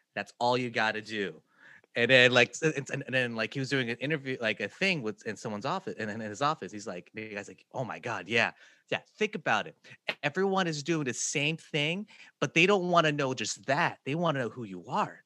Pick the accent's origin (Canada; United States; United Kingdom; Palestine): United States; Kansas City; I'm from Kansas City